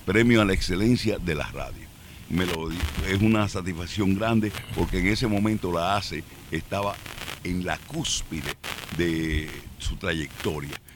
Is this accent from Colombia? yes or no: no; Jarabacoa, La Vega, Dominican Republic; moved away as an adult; now in New York, United States; yo nací en el punto turístico que en ese tiempo no lo era de los más importantes de República Dominicana y único porque es Jarabacoa